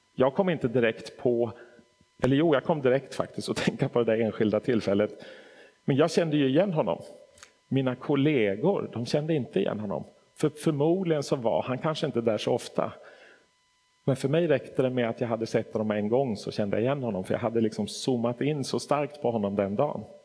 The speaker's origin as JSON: {"language": "Swedish", "town": "Stockholm", "region": "Stockholm County", "country": "Sweden", "tie": "born or raised there", "also_born_or_lived": "Nacka", "moved": "as an adult", "lives_now": "Hässleholm, Sweden", "said": "Jag är född och uppvuxen i Stockholm"}